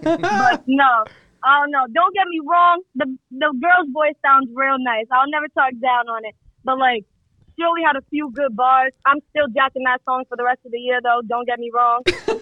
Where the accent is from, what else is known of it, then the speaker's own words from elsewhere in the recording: Rhode Island, United States; now in Miami, United States; Nah, I'm like, well, I'm in Miami right now, but like I'm from Rhode Island type shit.